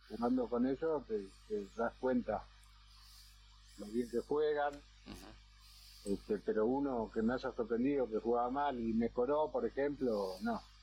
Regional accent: Argentina; la mayoría somos argentinos

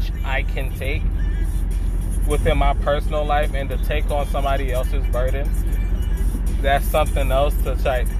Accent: New York City, New York, United States; From New York City, family's from Jamaica, so I have a Caribbean background.

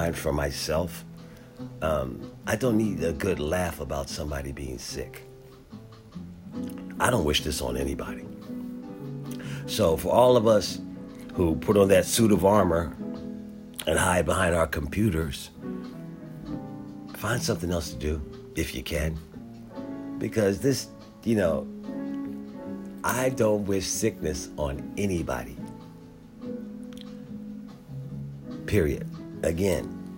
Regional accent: Philadelphia, Pennsylvania, United States; also born or lived in San Diego, California; now in Washington, D.C., United States; Growing up in Philadelphia

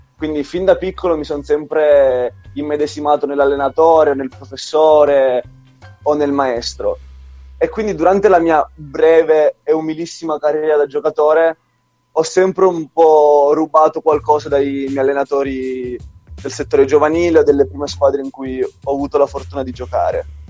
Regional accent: Trapani, Sicily, Italy; moved away as an adult; now in Turin, Italy; nella squadra della mia città, la Pallacanestro Trapani

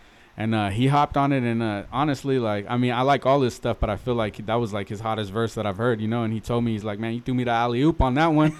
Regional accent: Santa Barbara, California, United States; You know, I'm from Santa Barbara. Not from Goleta, really, but, you know, I'm from the 805

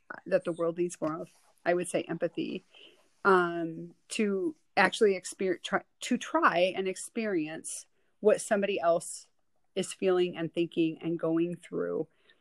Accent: Western Wisconsin, United States; moved away as an adult; growing up in Western Wisconsin, you know, my whole life until I was about 25

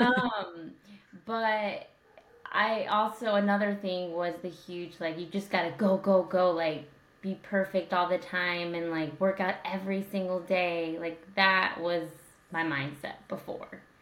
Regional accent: Indiana, United States; I'm from Indiana

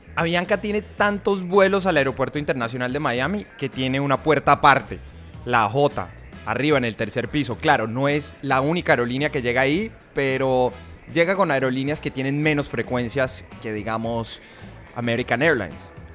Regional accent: Colombia; now in United States; para nosotros como colombianos

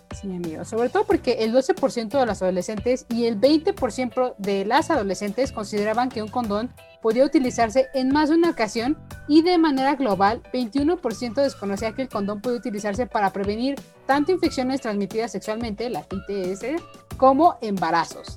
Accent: Mexico; El boing nos une como mexicanos

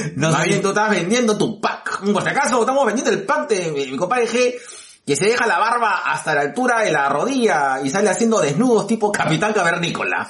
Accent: Peru; Yo soy eh, probablemente un peruano atípico

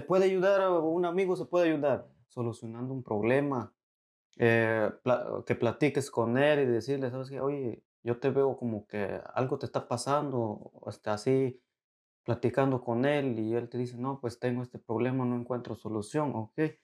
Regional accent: Veracruz, Mexico; moved away as an adult; also born or lived in Monterrey; now in United States; Yo soy de Veracruz y sé de dónde vengo.

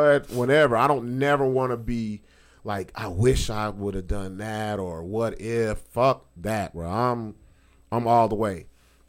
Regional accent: Long Beach, California, United States; moved away; I'm from Long Beach

